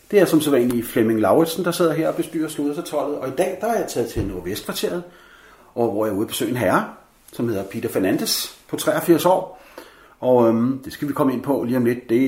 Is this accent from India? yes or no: yes; Goa, India; og Goa, ja. hvor jeg kommer fra